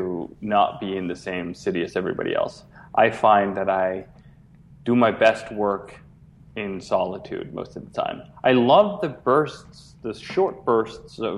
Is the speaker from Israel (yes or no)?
no; Copenhagen, Capital Region of Denmark, Denmark; moved away as an adult; now in Chicago, United States; I grew up in Copenhagen, Denmark